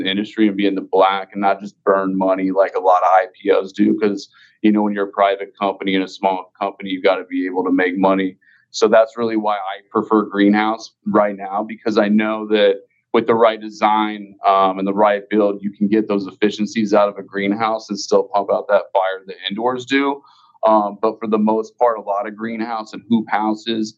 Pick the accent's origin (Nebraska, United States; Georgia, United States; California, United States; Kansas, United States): Kansas, United States; now in Missouri, United States; I was from Kansas